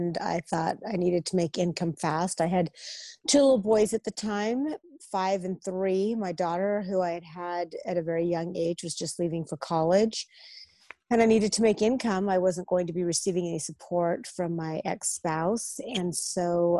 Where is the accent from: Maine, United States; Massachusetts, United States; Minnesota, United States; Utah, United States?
Utah, United States; moved away as an adult; also born or lived in California / Pocatello, Idaho; now in Boise, United States; I was actually born in California and raised in Utah